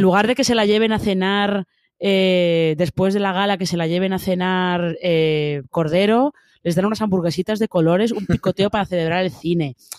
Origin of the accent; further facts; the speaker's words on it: Madrid, Community of Madrid, Spain; los que somos de Madrid y más o menos eh, frecuentamos esa zona